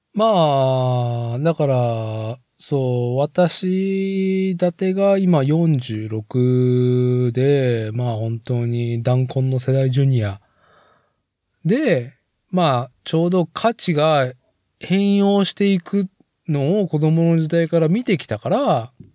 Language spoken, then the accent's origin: Japanese; Nagoya, Aichi, Japan; 僕が生まれ育った名古屋市森山区のね